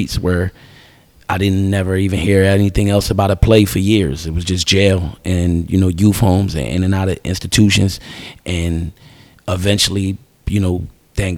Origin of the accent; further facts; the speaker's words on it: Camden, New Jersey, United States; I'm from Camden City, New Jersey, born and raised